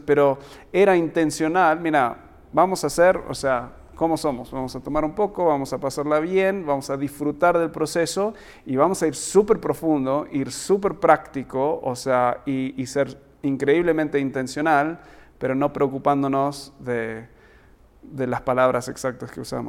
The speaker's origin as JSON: {"language": "Spanish", "country": "United States", "tie": "born or raised there", "moved": "yes", "said": "soy gringo, soy, eh, eh, o sea, me eduqué en Estados Unidos"}